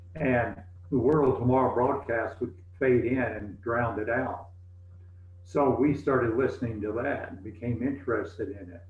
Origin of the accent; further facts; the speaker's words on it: East Tennessee, United States; moved away as an adult; also born or lived in Glasgow, Kentucky; When we were in the second grade, we moved to East Tennessee and we lived there until I went to Ambassador College